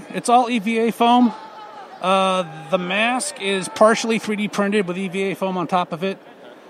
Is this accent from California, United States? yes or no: yes; San Diego, California, United States; moved away; I'm from San Diego